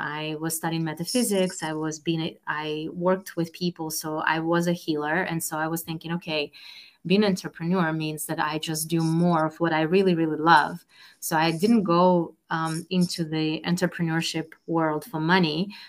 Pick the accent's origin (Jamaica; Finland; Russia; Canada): Russia; moved away as an adult; now in Boston, United States; I was born and raised in Russia